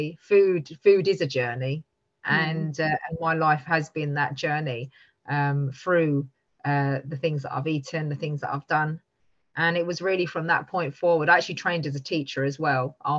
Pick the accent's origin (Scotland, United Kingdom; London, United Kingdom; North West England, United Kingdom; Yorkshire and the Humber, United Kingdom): London, United Kingdom; I grew up in East London